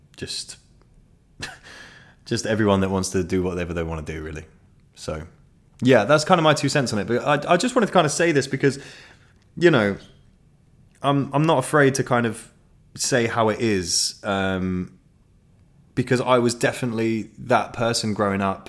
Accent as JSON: {"language": "English", "town": "Ashford", "region": "South East England", "country": "United Kingdom", "tie": "born or raised there", "said": "where I was born in Ashford in Kent"}